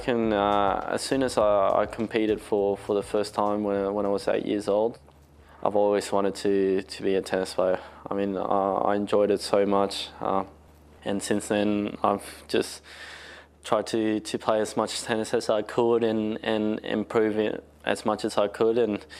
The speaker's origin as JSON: {"language": "English", "country": "Australia", "tie": "born or raised there", "lives_now": "Spain", "said": "I was born in Australia. When I was five, we moved to Spain for 8 years and we came back to Australia for another 3 years and now we've been back in Spain."}